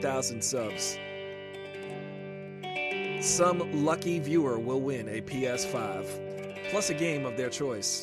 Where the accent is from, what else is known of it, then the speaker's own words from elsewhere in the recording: Long Island, New York, United States; I grew up on Long Island, which is, you know, outside of that area